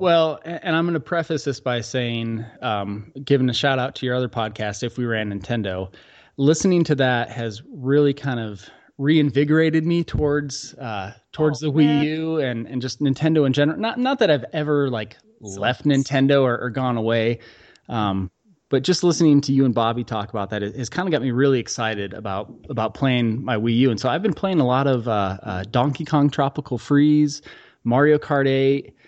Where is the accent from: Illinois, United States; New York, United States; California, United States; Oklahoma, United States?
Illinois, United States; outside of Chicago; now in Utah, United States; we grew up outside of Chicago